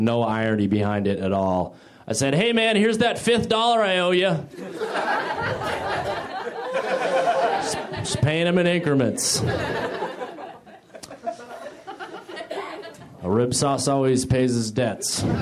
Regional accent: New Hampshire, United States; moved away; I'm from New Hampshire

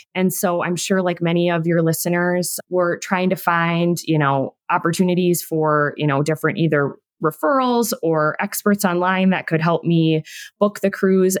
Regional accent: Minnesota, United States; I'm from the Midwest. Both Angie and I are Minnesotans.

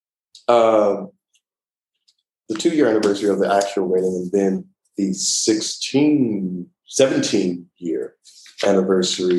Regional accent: Houston, Texas, United States; moved away as an adult; also born or lived in Atlanta, Georgia / Montgomery, Alabama / New York; I'm from Houston, Texas. Born and raised there

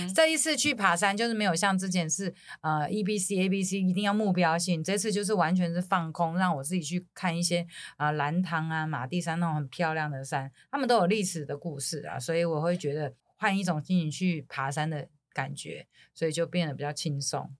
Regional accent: Taiwan; 我是从台湾来的

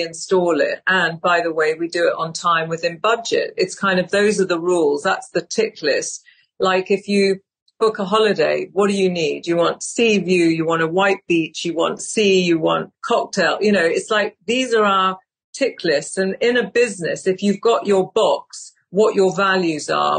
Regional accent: United Kingdom; I'm British

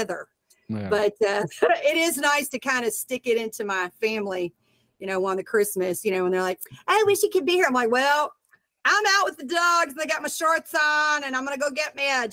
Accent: Nashville, Tennessee, United States; also born or lived in Miami, Florida; now in Los Angeles, United States; I was born there, but then I moved back to Nashville, Tennessee. So that's like my stomping grounds.

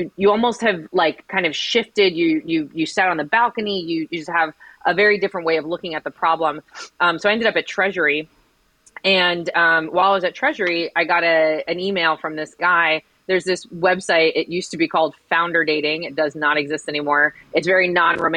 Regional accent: Miami, Florida, United States; I graduated from Miami-Dade County Public Schools. I was then a teacher in Miami-Dade County Public Schools. And then I ran Teach for America with Miami-Dade County Public Schools. So I was very dedicated to my hometown

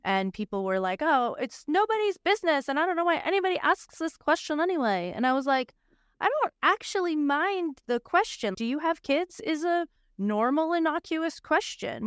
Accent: Boston, Massachusetts, United States; I'm a girl from Boston

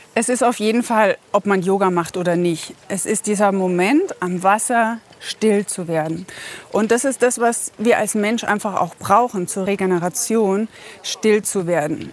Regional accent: Bavaria, Germany; moved away as an adult; also born or lived in Baltic Sea coast; now in Carinthia, Austria; Ursprünglich aus Bayern

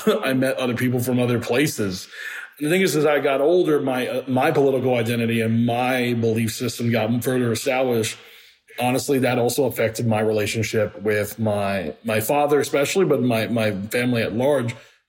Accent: Miami, Florida, United States; moved away as an adult; also born or lived in Puerto Rico; now in Atlanta, United States; I always kind of felt like a fish out of water growing up in Miami.

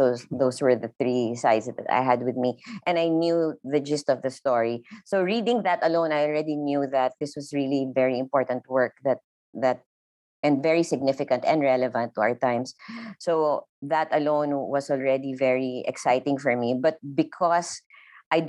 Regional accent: Philippines; English is a second language; I'm Filipino

